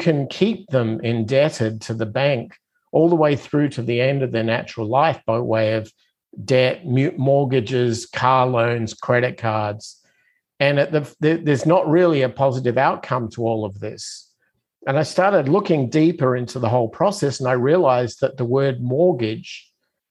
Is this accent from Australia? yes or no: yes; Adelaide, South Australia, Australia; moved away as an adult; now in United States; I'm originally from Australia, so I'm kind of one of those immigrants that came to the United States about, I guess, 25 years ago